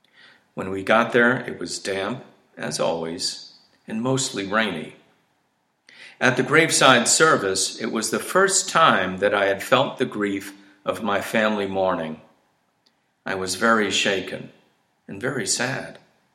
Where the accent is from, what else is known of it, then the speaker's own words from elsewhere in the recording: Springfield, Massachusetts, United States; I was born in Springfield, Massachusetts, according to my birth certificate, but my soul was born somewhere between Springfield and New Orleans. My mother's family, who lived in Bloomfield, Connecticut, were from Montgomery, Alabama